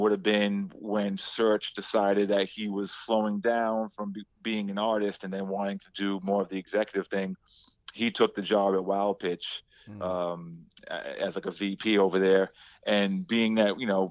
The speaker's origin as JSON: {"language": "English", "town": "Providence", "region": "Rhode Island", "country": "United States", "also_born_or_lived": "South Carolina / New York", "moved": "yes", "said": "I'm from Providence, Rhode Island"}